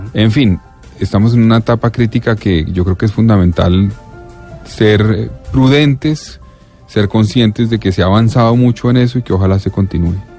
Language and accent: Spanish; Colombia; yo soy de Colombia